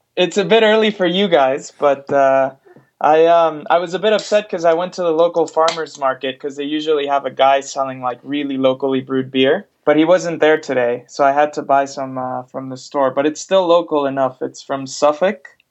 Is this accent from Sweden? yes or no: no; Mexico; also born or lived in United States; now in United Kingdom; I'm originally from Mexico, but I've lived in the US for uh, over 15, 16 years now